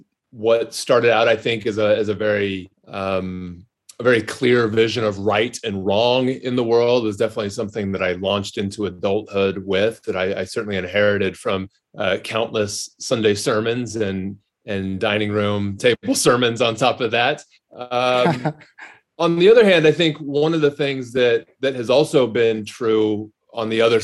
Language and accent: English; Texas, United States; also born or lived in California / Denver; Grew up in, I was born in California, grew up between Denver and then Texas.